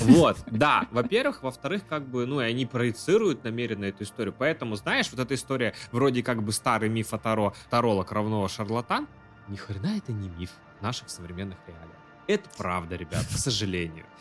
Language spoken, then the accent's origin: Russian; Yakutia, Sakha Republic, Russia; я из Якутии